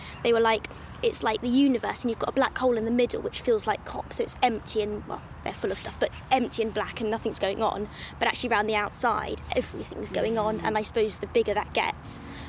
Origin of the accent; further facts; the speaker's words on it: Scotland, United Kingdom; it's amazing to have COP26 here in my hometown.